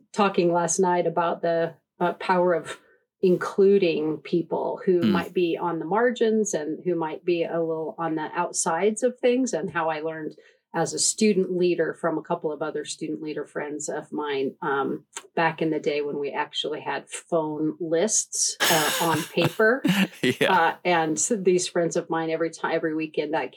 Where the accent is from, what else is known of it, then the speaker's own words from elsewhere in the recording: Casper, Wyoming, United States; I grew up in Wyoming, in Casper, Wyoming